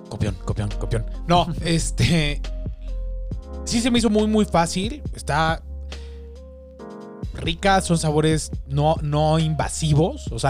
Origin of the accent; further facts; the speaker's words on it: Mexico; al menos siendo mexicano